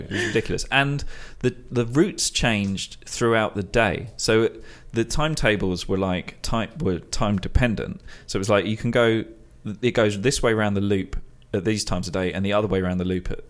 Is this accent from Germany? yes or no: no; London, United Kingdom; I grew up in London, so I lived there for over 30 years